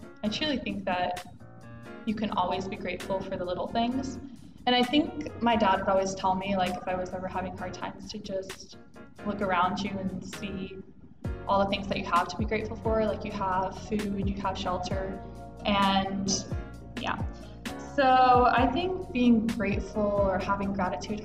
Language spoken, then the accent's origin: English; Georgia, United States; moved away; I'm from Georgia